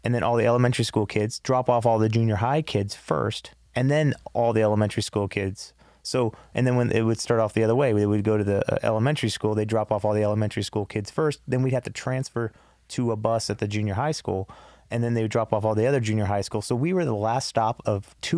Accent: Los Angeles, California, United States; I was born here in L.A. at Cedars.

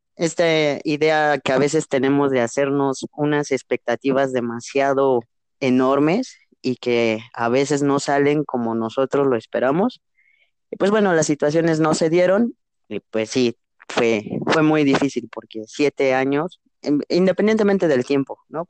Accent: Mexico; también soy mexicano

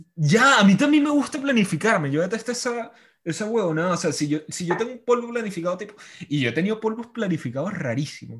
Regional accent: Venezuela; moved away; Yo extraño cosas de mi infancia en Venezuela

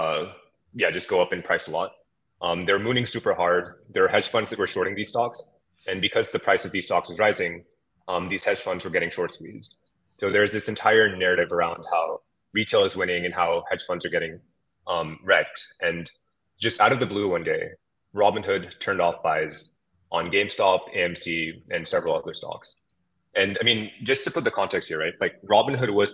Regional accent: San Francisco Bay Area, California, United States; My background is that I grew up in the San Francisco Bay Area

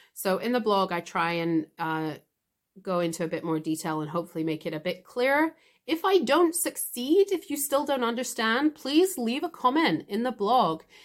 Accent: United Kingdom; I'm British. We suck infamously at learning languages

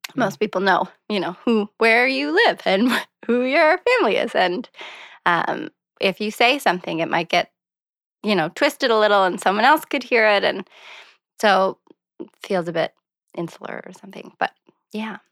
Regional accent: Montague, Prince Edward Island, Canada; moved away as an adult; also born or lived in Charlottetown / Victoria, British Columbia / Saint John, New Brunswick; I grew up outside of Montague, Prince Edward Island

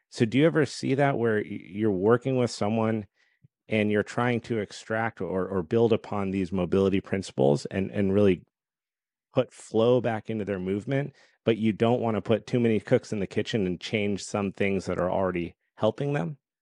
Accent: Colorado, United States; my whole background was competitive skiing growing up in Colorado

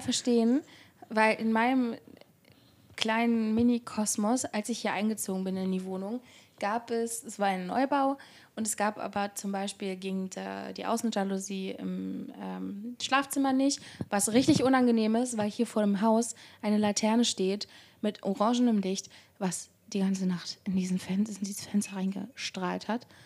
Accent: Barmstedt, Schleswig-Holstein, Germany; now in Hamburg, Germany; in meiner Heimatstadt Barmstedt

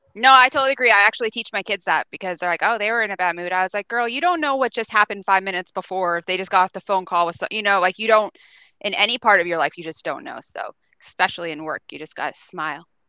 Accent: Pennsylvania, United States; moved away; I'm from Pennsylvania

